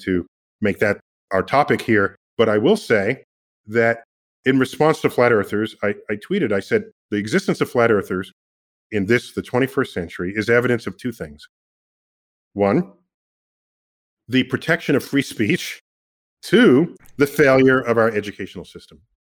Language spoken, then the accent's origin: English; New York City, New York, United States; I'm from the Bronx